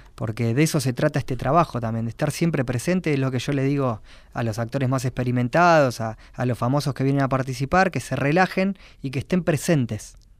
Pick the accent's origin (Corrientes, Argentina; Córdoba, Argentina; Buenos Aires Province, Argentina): Buenos Aires Province, Argentina; Quilmes; soy de Quilmes